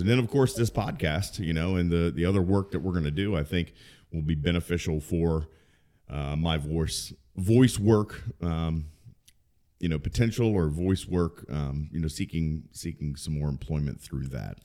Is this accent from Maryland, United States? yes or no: yes; Maryland, United States; also born or lived in Baltimore; I'm originally from Maryland